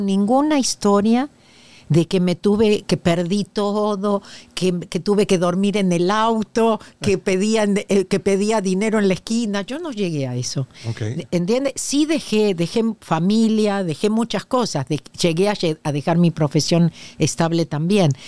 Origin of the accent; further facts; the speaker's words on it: Argentina; moved away as an adult; now in Los Angeles, United States; nací en la Argentina desde 1983 que vivo en Los Ángeles. En Argentina tengo dos títulos